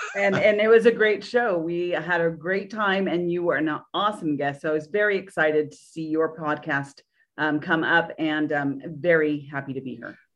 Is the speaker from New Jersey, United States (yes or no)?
no; Orange County, California, United States; moved away as an adult; now in Nashville, United States; I was from Orange County, California